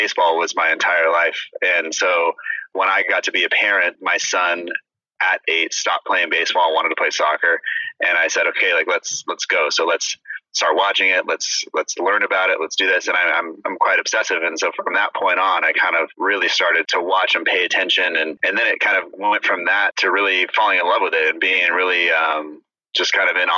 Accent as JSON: {"language": "English", "region": "California", "country": "United States", "said": "I'm from California"}